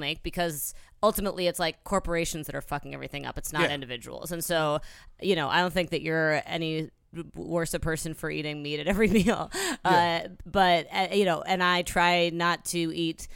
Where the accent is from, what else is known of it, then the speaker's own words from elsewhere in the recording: Midwest, United States; I grew up eating as a Midwesterner